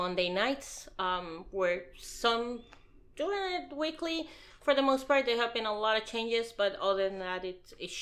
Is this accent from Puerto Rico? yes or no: yes; Puerto Rico; I was born and raised in Puerto Rico